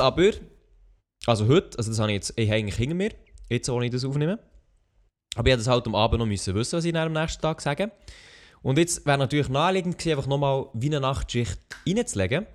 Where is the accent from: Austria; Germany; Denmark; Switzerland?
Switzerland; ich bin Schweizer